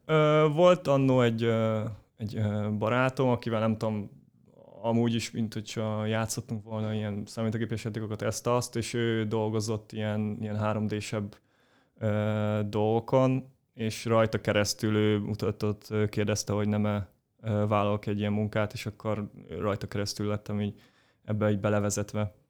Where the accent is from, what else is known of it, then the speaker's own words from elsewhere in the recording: Pécs, Baranya, Hungary; én Pécsi vagyok, Pécsen jártam gimnáziumba